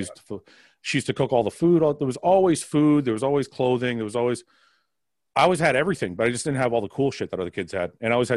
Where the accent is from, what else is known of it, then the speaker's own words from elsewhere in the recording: Windsor, Ontario, Canada; I grew up in Windsor.